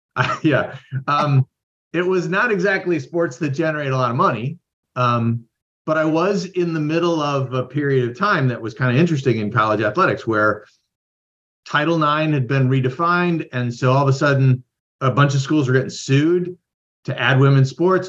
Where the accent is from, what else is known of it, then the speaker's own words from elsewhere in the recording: Midwest, United States; moved away as an adult; also born or lived in Idaho / Iowa; I grew up in the Midwest